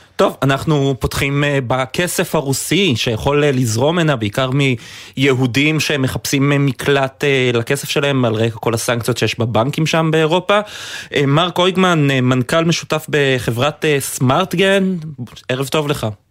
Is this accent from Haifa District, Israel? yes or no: yes; Haifa, Haifa District, Israel; אני חיפאי במקור